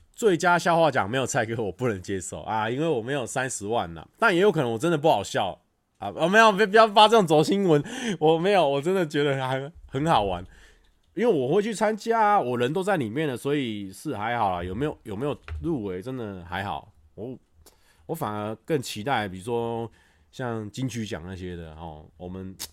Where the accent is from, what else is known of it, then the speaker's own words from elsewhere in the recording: Taiwan; 我们台湾人不讲视频